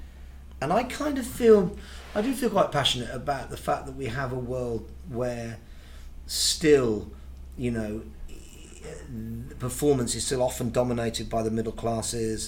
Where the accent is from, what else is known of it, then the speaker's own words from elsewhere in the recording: Birmingham, West Midlands, United Kingdom; I was born in Birmingham. There was no show business in my family at all. My mum was a dinner lady.